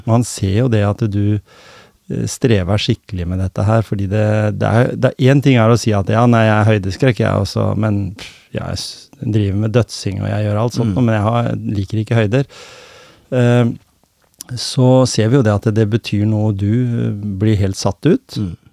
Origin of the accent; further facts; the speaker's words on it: Skien, Vestfold og Telemark, Norway; jeg kom fra Skien